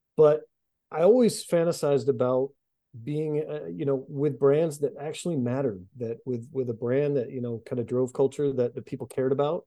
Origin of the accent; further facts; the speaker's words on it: outside of Boston, Massachusetts, United States; moved away as an adult; also born or lived in Washington, D.C.; I grew up outside of Boston